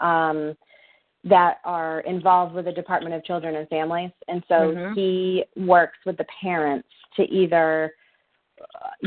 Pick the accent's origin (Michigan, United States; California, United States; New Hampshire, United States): New Hampshire, United States; now in Massachusetts, United States; I'm from New Hampshire.